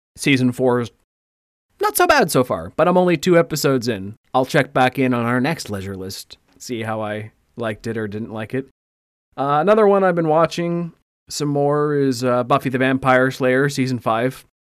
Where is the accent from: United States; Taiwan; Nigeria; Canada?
Canada; we're Canadian